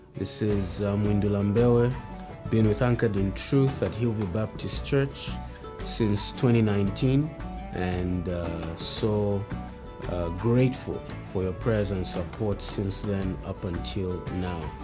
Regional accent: Zambia; my home country, Zambia

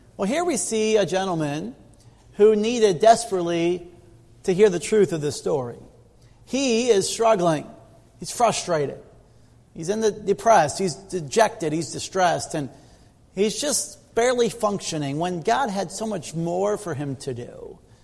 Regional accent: Midwest, United States; as a kid growing up in the Midwest

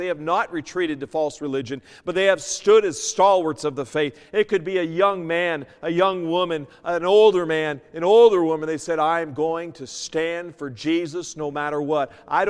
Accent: New Mexico, United States; also born or lived in Winkler; I came from New Mexico, and then I went to Winkler, and then Winkler, we moved up to here

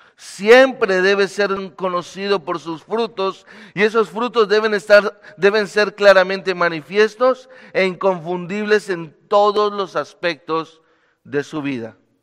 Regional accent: Bogotá, Colombia; moved away as an adult; now in Medellín, Colombia; vivo en la ciudad de Medellín, soy bogotano

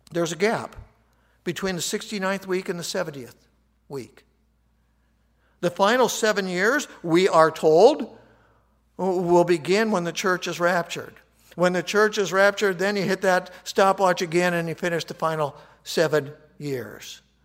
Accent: United States; I'm an American

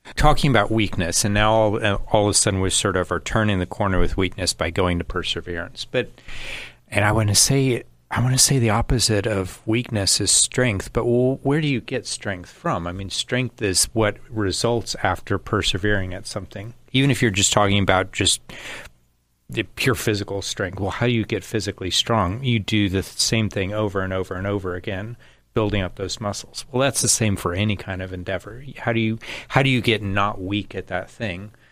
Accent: United States; I'm an American.

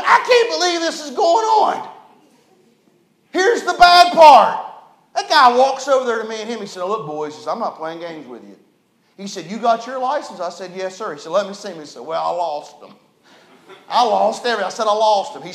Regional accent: Hinton, West Virginia, United States; I was raised in West Virginia, a little town called Hinton.

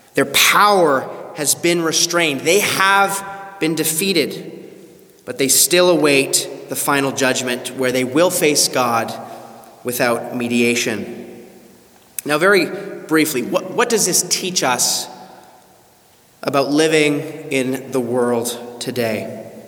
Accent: Canada; moved away; my home country of Canada

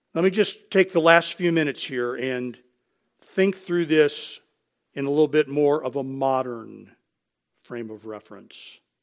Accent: United States; we are Americans.

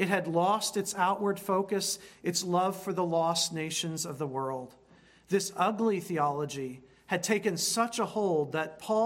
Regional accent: United States; Being an American, which I am

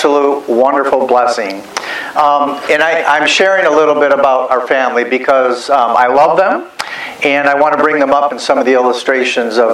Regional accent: Michigan, United States; moved away; I'm originally from Michigan

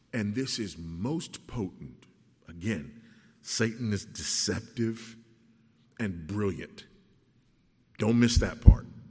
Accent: Los Angeles, California, United States; I grew up in South Central Los Angeles

